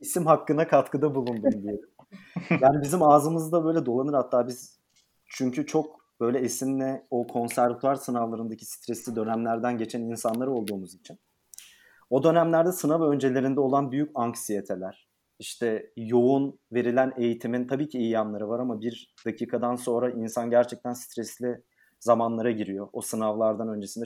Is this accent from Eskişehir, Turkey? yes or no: yes; Eskişehir, Turkey; moved away as an adult; also born or lived in Istanbul; 1992 yılında Eskişehir'de doğdum.